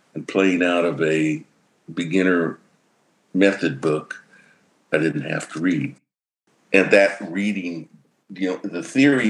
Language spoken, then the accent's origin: English; Ulysses, Kansas, United States; I grew up in Ulysses, Kansas, way out in the west